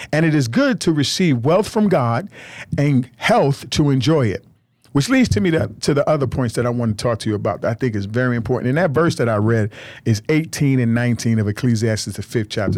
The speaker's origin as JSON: {"language": "English", "country": "United States"}